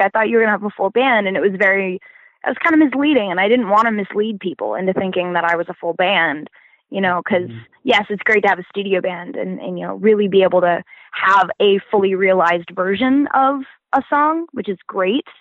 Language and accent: English; Florida, United States; moved away; I'm originally from Florida